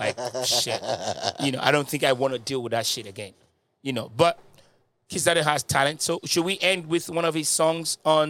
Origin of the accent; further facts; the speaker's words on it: United Kingdom; Yeah, I'm both. I'm British.